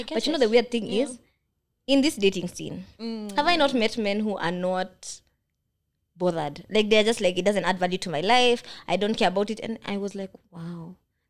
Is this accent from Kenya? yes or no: yes; Kenya; first language Kikuyu; Stop speaking my mother tongue. But then the older I've gotten, I'm like, I can't communicate with my elders. Because they're talking to me in Kikuyu.